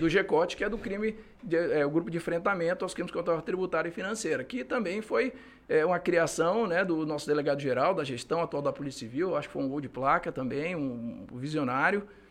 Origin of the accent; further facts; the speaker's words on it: Manaus, Amazonas, Brazil; moved away as an adult; now in Acre, Brazil; sou de Manaus. É, vim para cá em, no ano de 2009 fazer o concurso